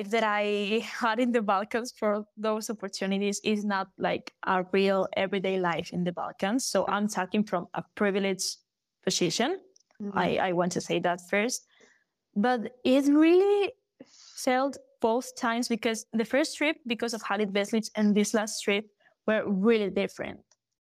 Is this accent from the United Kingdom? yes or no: no; A Coruña, Galicia, Spain; first language Galician; English is a second language; when I went back to Coruña, to my hometown